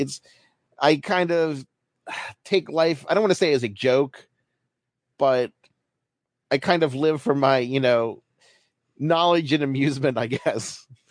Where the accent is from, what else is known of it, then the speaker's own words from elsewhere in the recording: Baltimore, Maryland, United States; I'm from Baltimore, so I grew up an Orioles fan